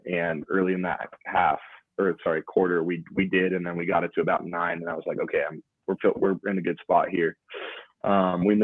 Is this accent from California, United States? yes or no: no; Idaho, United States; I know we're from Idaho and maybe we don't look the part all the time